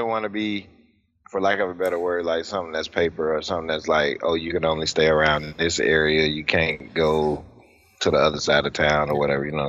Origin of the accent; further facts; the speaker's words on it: Jacksonville, Florida, United States; growing up in Jacksonville, it was kind of the same thing. Like, your neighborhood was your gang.